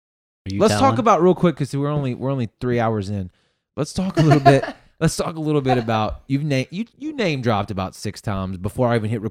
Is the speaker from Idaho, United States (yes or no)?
no; Mississippi, United States; I can say that I'm from Mississippi.